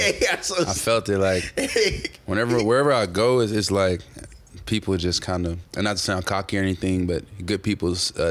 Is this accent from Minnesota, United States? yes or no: no; Helena, Arkansas, United States; moved away as an adult; also born or lived in New York; now in California, United States; I'm not from California. I'm from Arkansas, Helena, Arkansas, Helltown.